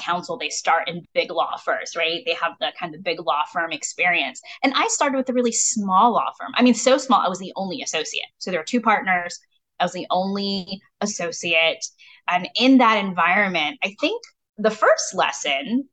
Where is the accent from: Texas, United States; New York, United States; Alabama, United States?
Texas, United States; Kaufman; also born or lived in California; even though I was born in California a month after my parents arrived in the United States, I'd say I grew up in Kaufman, Texas